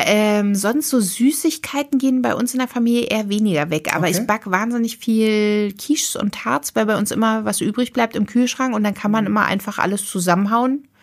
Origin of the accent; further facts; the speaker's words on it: Berlin, Germany; also born or lived in Potsdam; ich bin Berliner